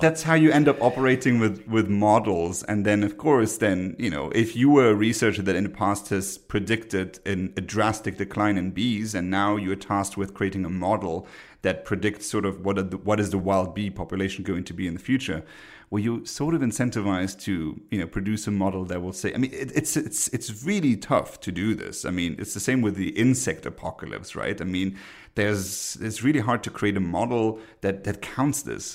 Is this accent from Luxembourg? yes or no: yes; Luxembourg; moved away; My home country, Luxembourg